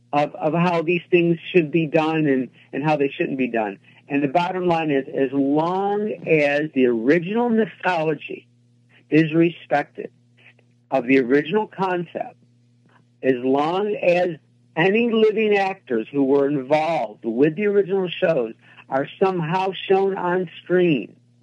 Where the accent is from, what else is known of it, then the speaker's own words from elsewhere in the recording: Rochester, New York, United States; I grew up in Rochester, which is upstate New York in the inner city